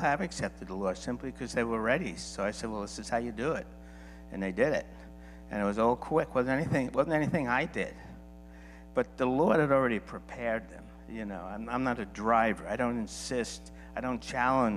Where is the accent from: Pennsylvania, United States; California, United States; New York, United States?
New York, United States; I'm from New York, so I'm used to a lot of people